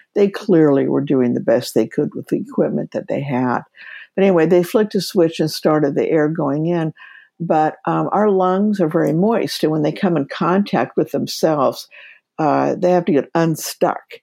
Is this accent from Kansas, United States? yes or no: yes; Kansas, United States; moved away as an adult; also born or lived in Seattle, Washington; by background, I'm from Kansas.